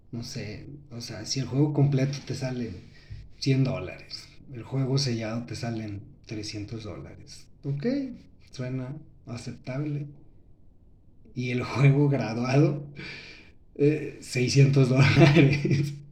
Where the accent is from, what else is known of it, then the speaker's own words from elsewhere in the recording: Mexico; Así somos los mexicanos, espero que sea un mal dicho que tenemos aquí en México.